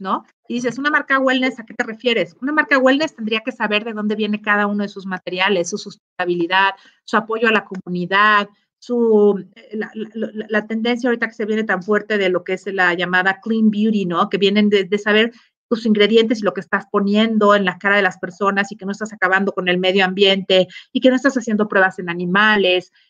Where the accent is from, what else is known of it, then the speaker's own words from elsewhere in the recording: Mexico; como mexicanos